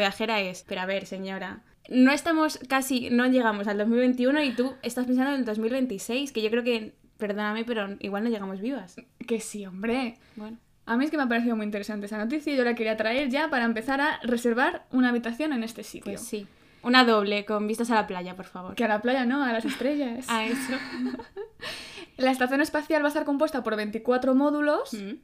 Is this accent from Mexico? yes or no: no; Madrid, Community of Madrid, Spain; mi ciudad